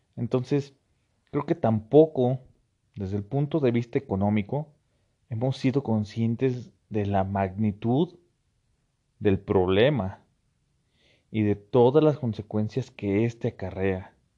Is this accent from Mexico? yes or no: yes; Mexico; como buen mexicano